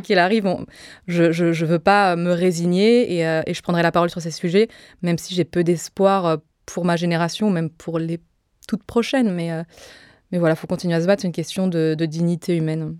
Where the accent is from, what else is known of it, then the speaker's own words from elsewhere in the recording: Joinville-le-Pont, Île-de-France, France; also born or lived in Nogent-sur-Marne; j'ai grandi à Joinville-le-Pont et euh, un petit peu à Nogent-sur-Marne